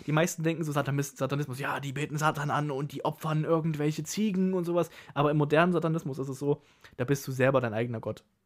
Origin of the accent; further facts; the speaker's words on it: Germany; ich komme aus Deutschland